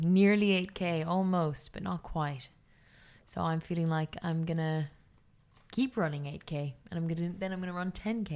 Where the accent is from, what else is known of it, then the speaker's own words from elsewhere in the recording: Ireland; I'm Irish